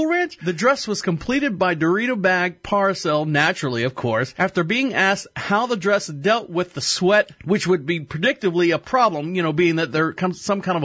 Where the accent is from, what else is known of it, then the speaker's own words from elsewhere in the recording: Florida, United States; I was born and raised in Florida